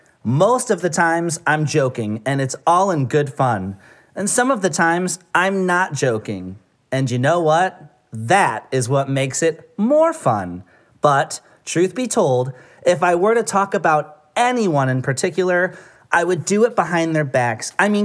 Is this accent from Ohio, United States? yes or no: yes; Medina, Ohio, United States; now in The Dalles, United States; We are originally from Medina, Ohio, but we are actually coming to you via the Dalles, Oregon, our new place of residence for the time being.